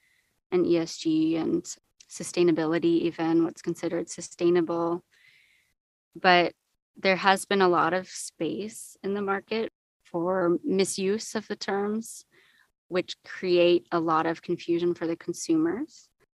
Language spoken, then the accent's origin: English; California, United States; moved away as an adult; also born or lived in Australia; I was born and raised in the U.S. I moved around quite a lot, but I would say California is my home. So when I was 20, I moved to Australia and I did my undergrad there.